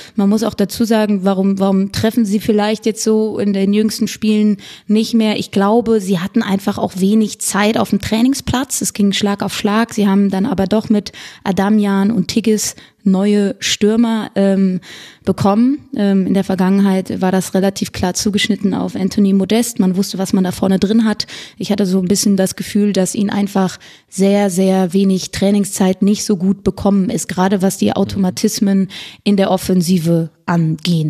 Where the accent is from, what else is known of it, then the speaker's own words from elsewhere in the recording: Cologne, North Rhine-Westphalia, Germany; als gebürtige Kölnerin